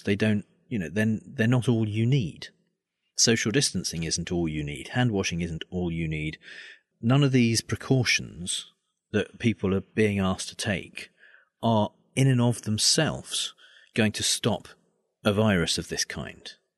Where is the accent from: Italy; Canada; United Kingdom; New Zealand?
United Kingdom; I'm a Brit